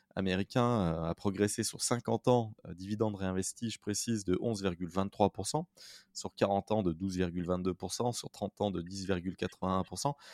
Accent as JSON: {"language": "French", "town": "Saint-Étienne", "region": "Auvergne-Rhône-Alpes", "country": "France", "said": "Saint-Étienne et je suis stéphanois"}